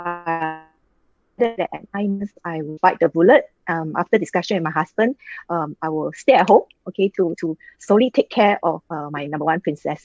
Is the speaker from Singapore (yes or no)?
yes; Singapore; I am from Singapore.